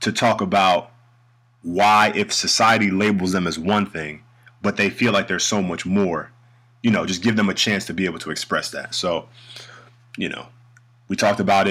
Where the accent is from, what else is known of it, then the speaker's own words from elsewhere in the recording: New York City, New York, United States; moved away as an adult; now in Germany; I'm from the North, New York City, born and raised